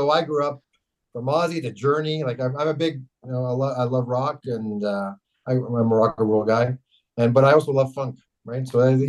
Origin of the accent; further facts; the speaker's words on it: Kapuskasing, Ontario, Canada; now in Sudbury, Canada; So I grew up in Kapuskasing.